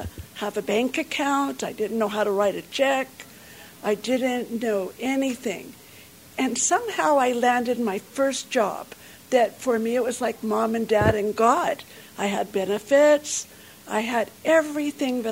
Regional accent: North Carolina, United States; I grew up in North Carolina

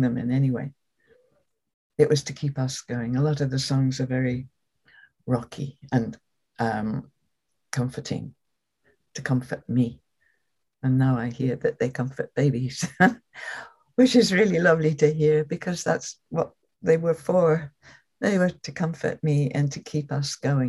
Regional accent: London, United Kingdom; Growing up in London, a fairly privileged kind of life in London

